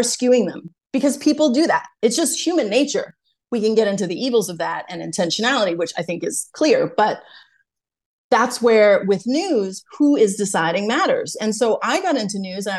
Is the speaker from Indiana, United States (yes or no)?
no; Brookline, Massachusetts, United States; I'm from Brookline, Massachusetts